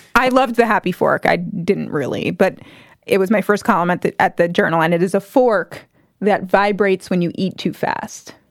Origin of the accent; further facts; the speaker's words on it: New Jersey, United States; I grew up in New Jersey